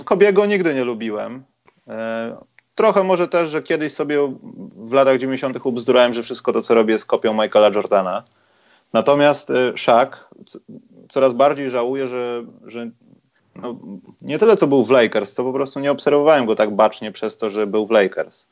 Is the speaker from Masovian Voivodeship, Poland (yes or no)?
yes; Warsaw, Masovian Voivodeship, Poland; jako warszawiak